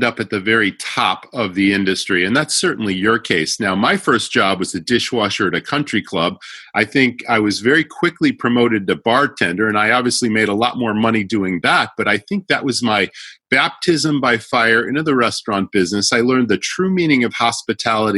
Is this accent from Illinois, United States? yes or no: no; Western Massachusetts, United States; I grew up in Western Massachusetts